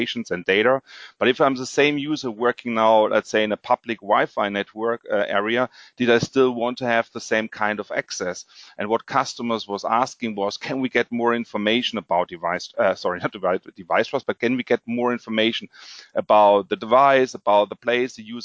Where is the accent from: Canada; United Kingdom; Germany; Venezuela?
Germany; also born or lived in Frankfurt, Germany; I'm from Germany